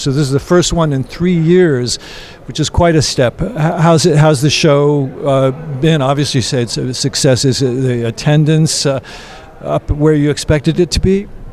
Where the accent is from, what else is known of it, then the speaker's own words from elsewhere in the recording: United States; as an American